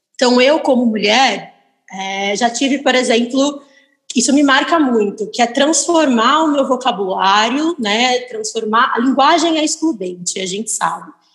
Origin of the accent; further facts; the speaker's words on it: Piracicaba, São Paulo, Brazil; moved away as an adult; now in São Paulo, Brazil; Eu sou do interior de São Paulo, sou de Piracicaba